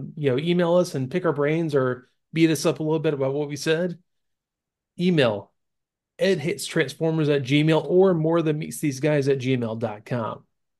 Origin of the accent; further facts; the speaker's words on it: Florida, United States; I say it's because she's from Oregon and I'm from Florida, and people in the South, especially the Southeast, are so much different than people anywhere else in the U.S.